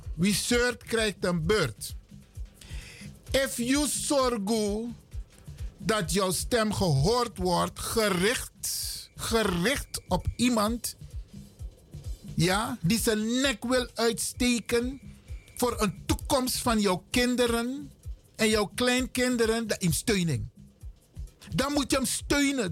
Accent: Netherlands; Wij zijn Nederlanders. We zijn geen Hollanders.

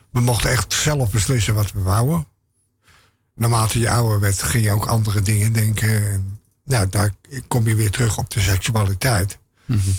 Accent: Terschelling, Friesland, Netherlands; born there; Nou, ik eh, ben geboren op Westerschelling. In een tent. Omdat mijn ouders toevallig op vakantie waren.

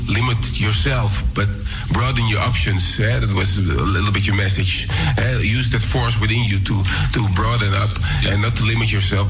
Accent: Amsterdam, North Holland, Netherlands; I was raised here in Amsterdam Southeast, and it's a melting pot of cultures.

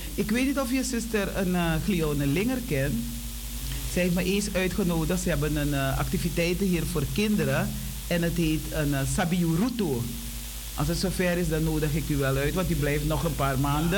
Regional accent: Suriname; wij als Surinamers

